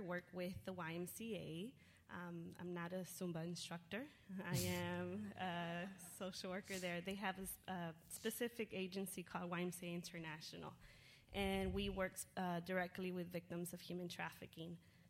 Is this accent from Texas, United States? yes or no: yes; Houston, Texas, United States; also born or lived in Austin; I grew up in Houston. After Houston, I moved to Austin and I went to school at UT Longhorns.